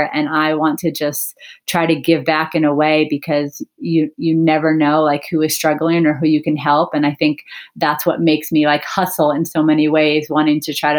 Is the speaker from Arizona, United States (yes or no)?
yes; Arizona, United States; moved away as an adult; also born or lived in Santa Barbara; out-of-state tuition was really expensive since I was from Arizona